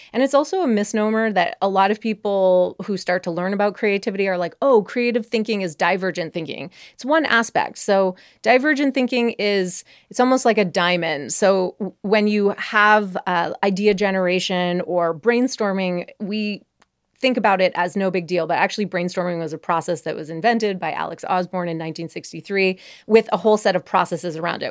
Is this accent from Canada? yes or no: yes; Montreal, Quebec, Canada; I grew up in Montreal